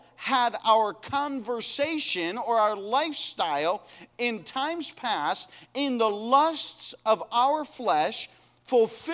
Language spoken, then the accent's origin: English; United States; we come from America, the Christian nation